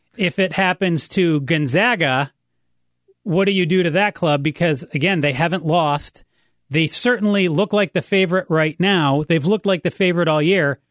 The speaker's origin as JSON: {"language": "English", "town": "Ann Arbor", "region": "Michigan", "country": "United States", "tie": "born or raised there", "moved": "yes", "said": "I grew up in Ann Arbor"}